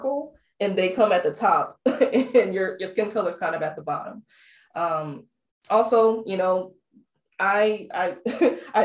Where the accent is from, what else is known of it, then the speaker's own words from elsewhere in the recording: United States; I was American and because I was in a graduate program